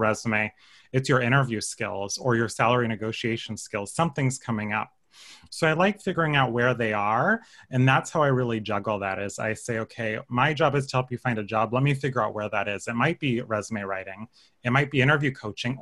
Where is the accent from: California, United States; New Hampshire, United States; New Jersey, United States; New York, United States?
California, United States; Paso Robles; I'm from the Central Coast, Paso Robles